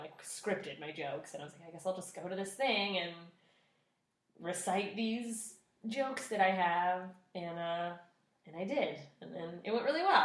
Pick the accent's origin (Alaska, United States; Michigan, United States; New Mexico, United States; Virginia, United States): Alaska, United States; moved away as an adult; also born or lived in Tampa, Florida; I grew up in Alaska and then I moved to Tampa for college